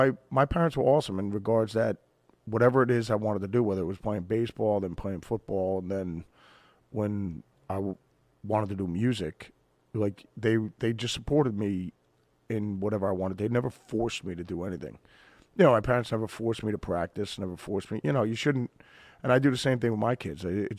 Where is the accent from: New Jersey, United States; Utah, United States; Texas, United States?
New Jersey, United States; Jackson; I had a blast growing up on the East Coast and in Jersey, where, you know, we grew up in a small town, Jackson, New Jersey, you know, so...